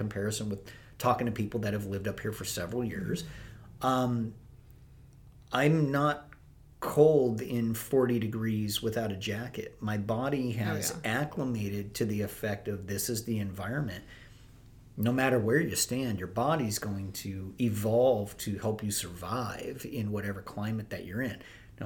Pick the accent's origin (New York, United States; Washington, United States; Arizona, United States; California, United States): California, United States; Southern; moved away as an adult; also born or lived in Pacific Northwest; now in Anchorage, United States; we moved out here when I was three